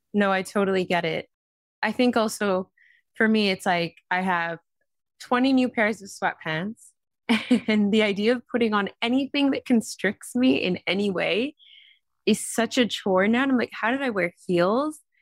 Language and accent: English; Vancouver, British Columbia, Canada; moved away; Grew up on the west coast of Canada in a city called Vancouver